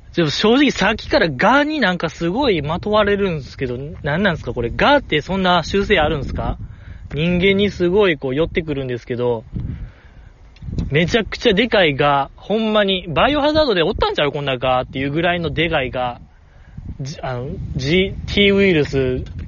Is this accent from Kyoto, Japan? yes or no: no; Osaka, Japan; ずっと大阪で生まれ育ったにもかかわらず、なんかネイティブ関西弁があんまりできない